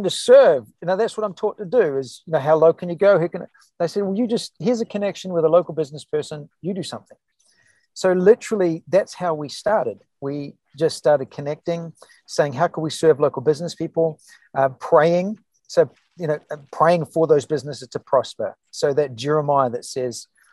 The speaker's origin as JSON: {"language": "English", "country": "New Zealand", "also_born_or_lived": "California", "moved": "as an adult", "lives_now": "New Hope, United States", "said": "we were in California for 10 years, from New Zealand originally"}